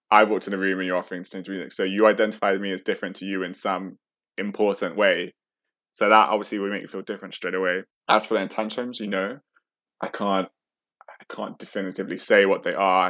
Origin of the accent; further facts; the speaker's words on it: the middle of England, Midlands, United Kingdom; accent: British; also born or lived in Sheffield / St. Vincent; I grew up in the middle of England